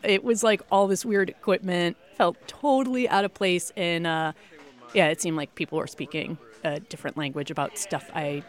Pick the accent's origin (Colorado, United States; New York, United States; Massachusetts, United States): Massachusetts, United States; I grew up in Massachusetts near a ski mountain. Never skied, though. And I guess just because I was, youngest of four kids, grew up in like a mill town.